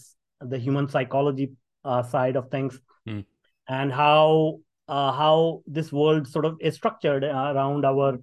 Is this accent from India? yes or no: yes; India; moved away; If people can tell from my accent, I grew up in India. And I grew up in a very small town.